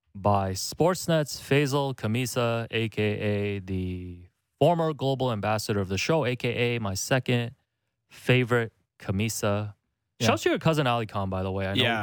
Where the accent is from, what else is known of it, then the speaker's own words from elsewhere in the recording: Markham, Ontario, Canada; English is a second language; also born or lived in Hong Kong; when you're like an immigrant, I grew up in Markham. So it was a different experience for me because we know it's very populated with Asians.